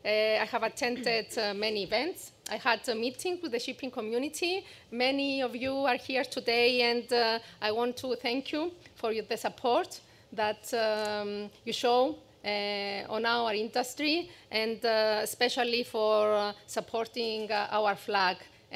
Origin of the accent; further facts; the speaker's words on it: Famagusta, Cyprus; You are also from Famagusta, and I'm also from Famagusta